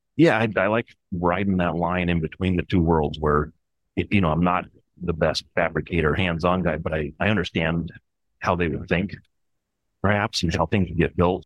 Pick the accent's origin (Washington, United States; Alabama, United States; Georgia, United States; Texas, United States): Washington, United States; Olympic Peninsula; I grew up in a little town on the Olympic Peninsula near Seattle in Washington